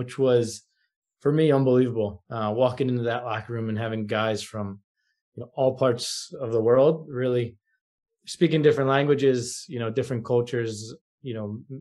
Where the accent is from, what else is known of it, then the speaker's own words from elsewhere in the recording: outside of Philadelphia, Pennsylvania, United States; moved away as an adult; also born or lived in Virginia; now in New York, United States; I grew up outside of Philadelphia